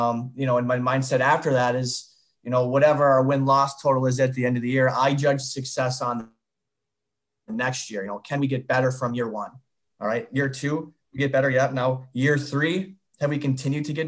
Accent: Northern Michigan, United States; now in Tampa, United States; I'm from Northern Michigan

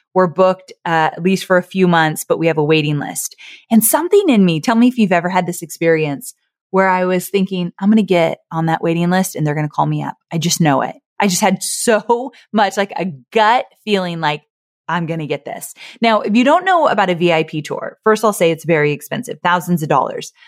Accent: Orange County, California, United States; I was born and raised in Orange County, California. I grew up with Disneyland in my backyard

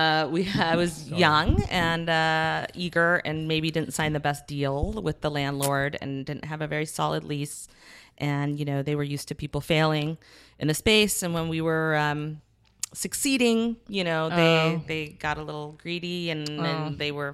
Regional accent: Santa Barbara, California, United States; moved away as an adult; now in Los Angeles, United States; I originally am from Santa Barbara.

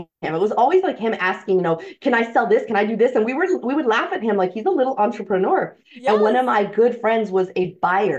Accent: San Antonio, Texas, United States; now in San Diego, United States; I was born in San Antonio

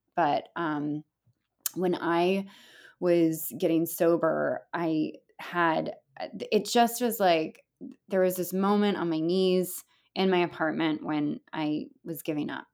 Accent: California, United States; now in upstate New York, United States; I'm Californian

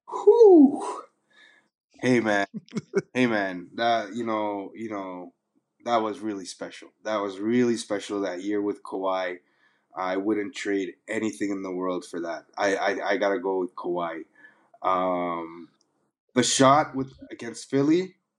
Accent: Toronto, Ontario, Canada; moved away; also born or lived in London, United Kingdom / Dubai, United Arab Emirates / Sudan; I grew up in Toronto

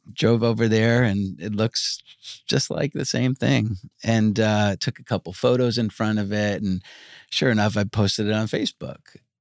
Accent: Long Island, New York, United States; moved away as an adult; also born or lived in Georgia; I grew up in Long Island

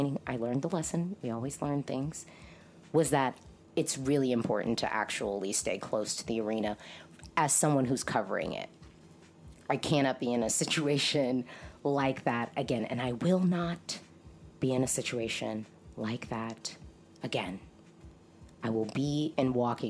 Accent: United States; I'm an American Eurovision fan

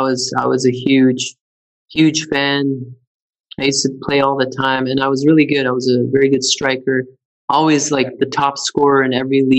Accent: Canada; moved away; which I had never heard of when I came from Canada

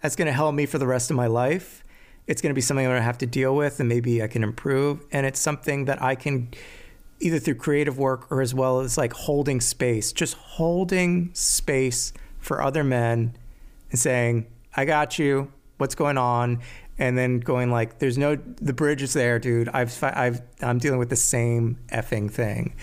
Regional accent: Maryland, United States; I grew up in Maryland.

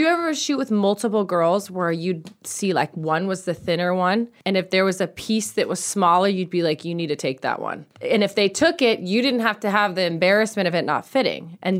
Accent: Orange County, California, United States; I'm from Orange County, so I don't come to LA a ton.

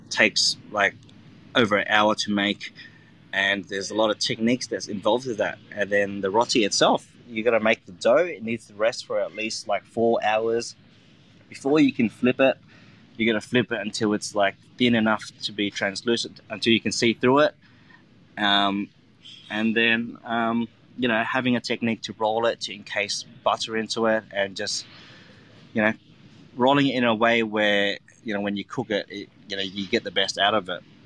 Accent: Australia; I'm Vietnamese Australian, um, and I've I was born and grew up in Australia

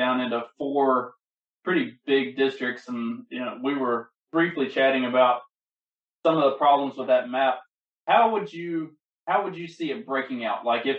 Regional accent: Kentucky, United States; accent: country; also born or lived in Arkansas / Mississippi / Louisiana; now in Indiana, United States; I'm in Indiana and I'm from Kentucky, this part of the world is a lot different from Arkansas, Mississippi, Louisiana, where I also lived for a long time.

